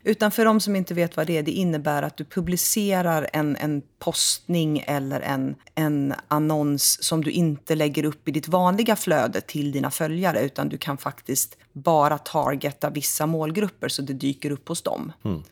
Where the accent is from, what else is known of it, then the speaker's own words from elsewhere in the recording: Sweden; vi svenskar